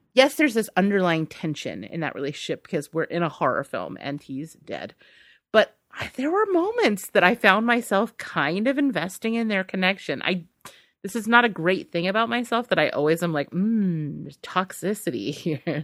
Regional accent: United States; as an American

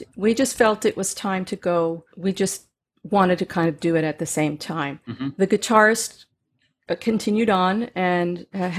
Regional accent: Katonah, New York, United States; the pond behind my house where I grew up in Katona, New York

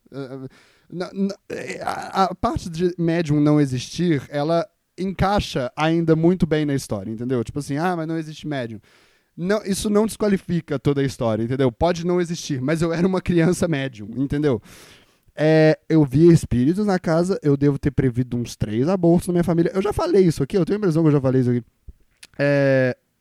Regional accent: Minas Gerais, Brazil; E eu sou mineiro

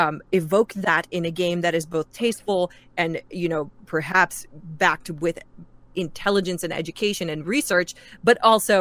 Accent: New York, United States; it's funny, I'm half Mexican. My dad is Mexican, but I was raised in New York.

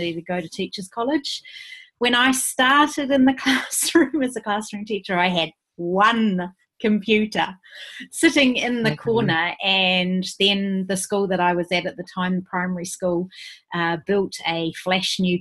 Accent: New Zealand; moved away as an adult; also born or lived in Thailand / Australia; now I've moved back to my home country and I'm way back down the bottom of New Zealand this time.

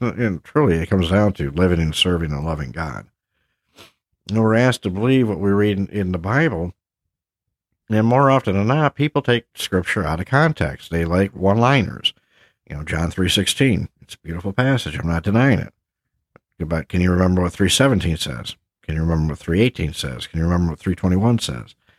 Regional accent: Havelock, North Carolina, United States; my hometown, if you will, of Havelock, North Carolina

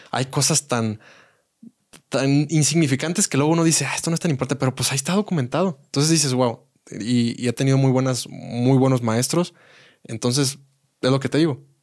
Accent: Querétaro, Mexico; Yo de Querétaro. Querétaro es, parte de México.

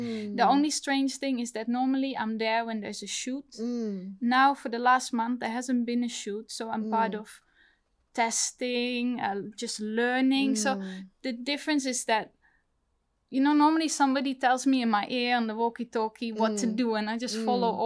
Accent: Netherlands; now in London, United Kingdom; I'm from the Netherlands

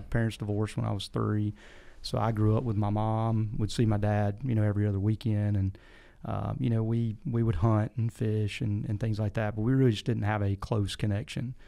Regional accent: Picayune, Mississippi, United States; moved away as an adult; now in Tennessee, United States; I grew up in South Mississippi, a little town called Picayune

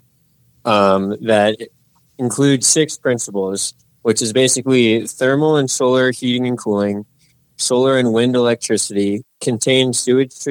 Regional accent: Fort Myers Beach, Florida, United States; moved away as an adult; also born or lived in Georgia; now in New Mexico, United States; I was raised on a small barrier island in Florida

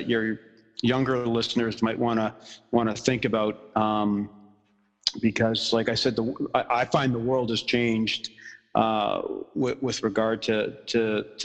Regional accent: Ottawa, Ontario, Canada; also born or lived in Montreal; when I was really young, we moved from Montreal to Ottawa

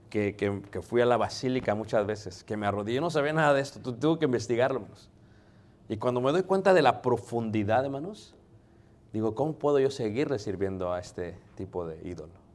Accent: Mexico City, Mexico; Yo soy de Ciudad de México

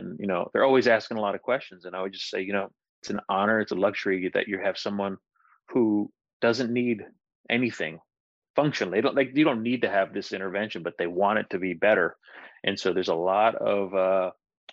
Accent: Johnson City, Tennessee, United States; moved away; also born or lived in Winston-Salem, North Carolina; we actually moved back home to my hometown in Johnson City, Tennessee

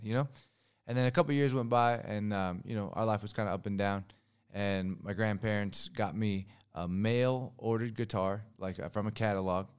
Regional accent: Long Beach, California, United States; Long Beach, California.

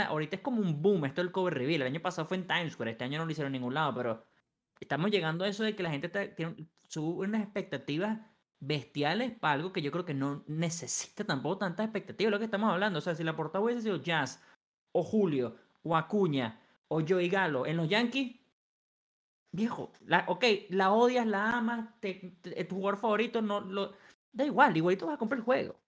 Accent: Venezuela; yo soy el único venezolano aquí

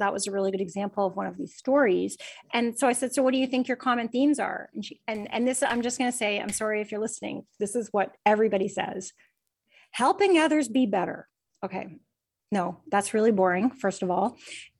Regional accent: Canada; Is that how I pronounce it? I'm Canadian.

